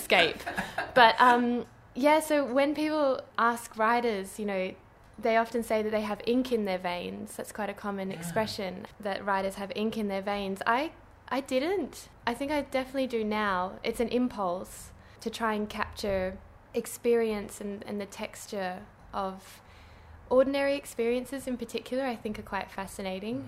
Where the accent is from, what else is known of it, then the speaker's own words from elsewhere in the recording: Kalamunda, Western Australia, Australia; I grew up in Kalamunda